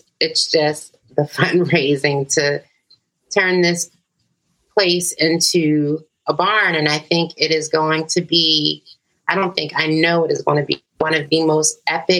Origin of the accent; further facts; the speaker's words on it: Philadelphia, Pennsylvania, United States; growing up on Fletcher Street